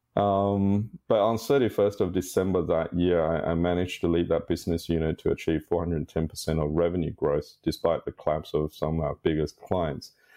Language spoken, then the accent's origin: English; Sydney, New South Wales, Australia; I'm a Sydney boy. I, I grew up in Sydney